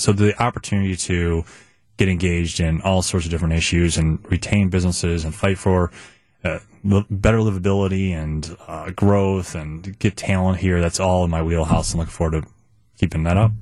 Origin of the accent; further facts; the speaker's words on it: Chicago, Illinois, United States; moved away as an adult; now in Milwaukee, United States; I grew up in Chicago, by the way. I, my first twenty years of my life were in Chicago